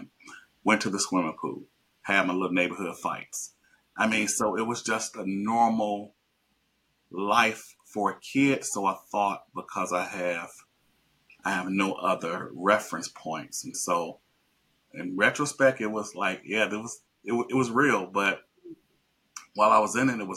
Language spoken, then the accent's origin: English; Chicago, Illinois, United States; I grew up in Chicago on the West Side.